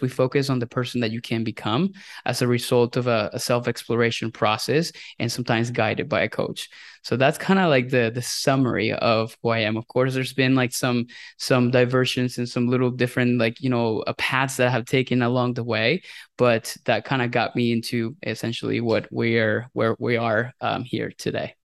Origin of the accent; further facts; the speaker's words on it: Venezuela; English is a second language; moved away as an adult; also born or lived in Indiana, United States; now in United States; I am a Venezuelan immigrant. I was born and raised in Venezuela